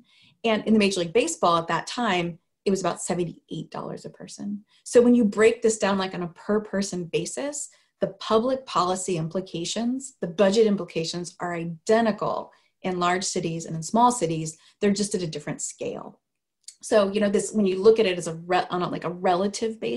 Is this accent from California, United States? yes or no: yes; Sacramento, California, United States; I grew up in Sacramento, California